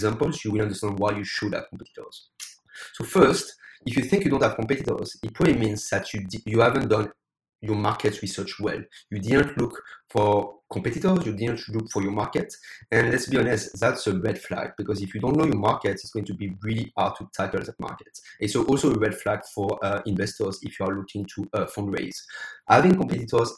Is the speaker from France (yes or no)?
yes; France; English is a second language; also born or lived in United States / United Kingdom / Ireland / Spain; now in Taiwan; As you probably can hear my accent, I'm originally from France, but I used to live in the US, the UK, Ireland, Spain, Australia, and now live in Taiwan.